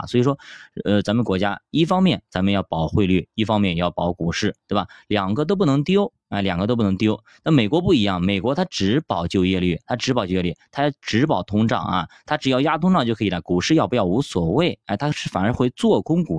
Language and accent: Chinese; China; 毕竟咱们是中国人